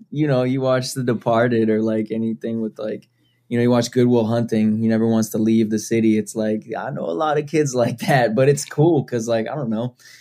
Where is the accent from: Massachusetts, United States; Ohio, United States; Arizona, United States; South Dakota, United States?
Massachusetts, United States; Foxborough; I grew up in Foxborough, Massachusetts